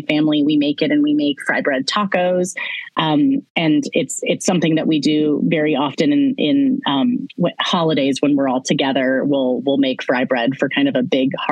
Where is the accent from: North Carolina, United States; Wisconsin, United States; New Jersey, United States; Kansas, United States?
Kansas, United States; Lawrence; Haskell, which is an amazing university in my hometown of Lawrence